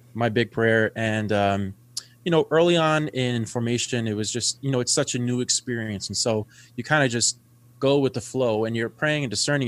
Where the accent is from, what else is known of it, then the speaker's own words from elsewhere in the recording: New York City, New York, United States; I'm from the Bronx, New York, half Cuban, half Italian